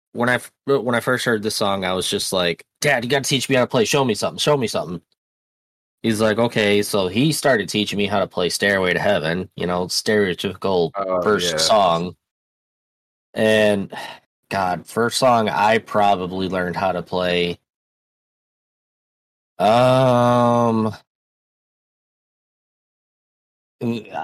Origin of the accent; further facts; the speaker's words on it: Michigan, United States; I'm from Michigan, so I live up by the Great Lakes.